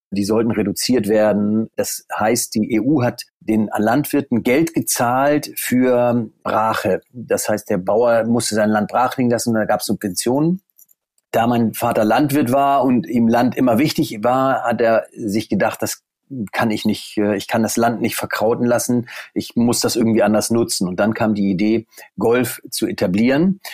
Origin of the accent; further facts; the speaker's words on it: Deinste, Lower Saxony, Germany; Ich äh, wohne in Deinste. Das ist in der Nähe von Stade. Stade liegt 50 Kilometer westlich von Hamburg. Ich bin hier geboren, aufgewachsen